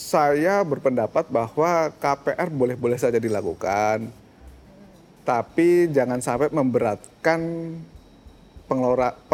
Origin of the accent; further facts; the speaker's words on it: Magelang, Central Java, Indonesia; sangat berbeda pertumbuhan rumah di Jakarta sama pertumbuhan rumah di katakanlah di kota saya di Magelang